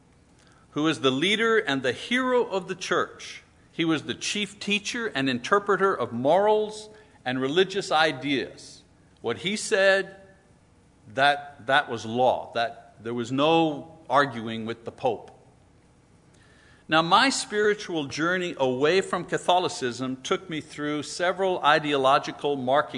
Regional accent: French Quebec, Canada; I grew up in French Quebec in the 50s

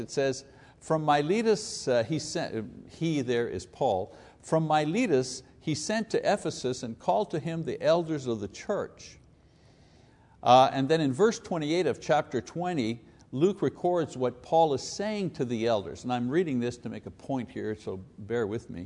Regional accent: Montreal, Quebec, Canada; If you're Italian, growing up in Quebec, you're one hundred percent sure that you're gonna be growing up in the Catholic Church.

